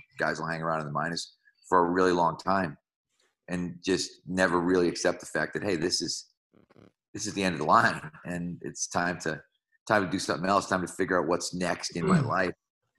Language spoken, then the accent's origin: English; Malden, Massachusetts, United States; Well, so in Malden, Massachusetts, my father was my high school principal